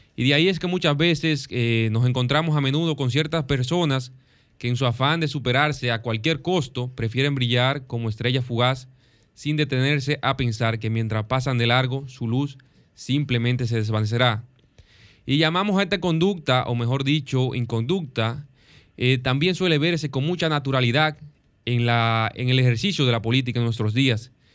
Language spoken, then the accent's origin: Spanish; Dominican Republic; nuestro gran país, del país que amamos, la República Dominicana